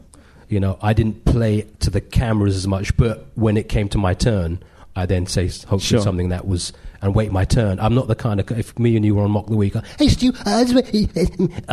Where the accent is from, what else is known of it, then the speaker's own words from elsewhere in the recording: London, United Kingdom; I grew up in Edgware and I was born in London in the 70s